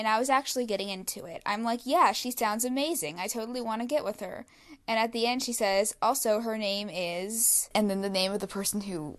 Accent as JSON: {"language": "English", "region": "the South", "country": "United States", "said": "she's the only person of color on our floor and I'm from the South."}